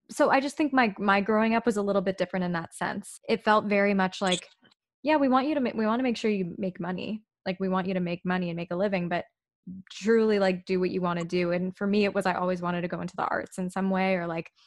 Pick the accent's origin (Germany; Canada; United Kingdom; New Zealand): Canada; Whitby, Ontario; And that was just how it was growing up in Whitby for me.